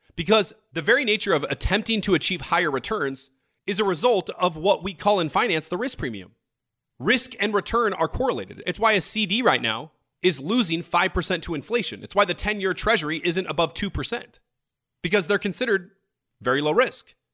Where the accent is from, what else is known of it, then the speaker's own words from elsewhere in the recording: United States; we're one country with three hundred thirty million people